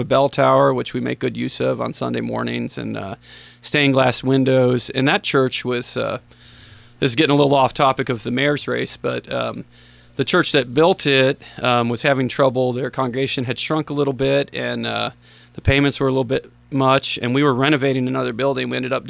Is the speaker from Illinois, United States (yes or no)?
yes; Illinois, United States; I went to SIU after growing up in Northern Illinois.